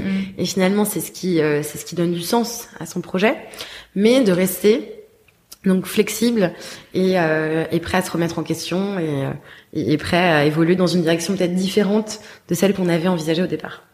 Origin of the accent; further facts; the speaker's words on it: Paris, Île-de-France, France; moved away; also born or lived in Bordeaux; je suis née, j'ai grandi à Paris, mais j'ai ensuite vécu dix ans à Bordeaux